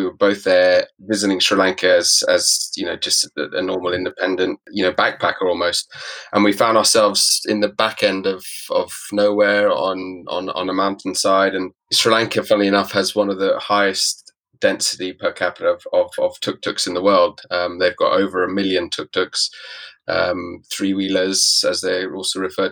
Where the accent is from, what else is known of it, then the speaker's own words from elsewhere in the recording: Nairobi, Kenya; also born or lived in South Africa / Middle East; now in London, United Kingdom; I am originally from Kenya, Nairobi, Kenya. I was born in Nairobi and spent a lot of my early years in East Africa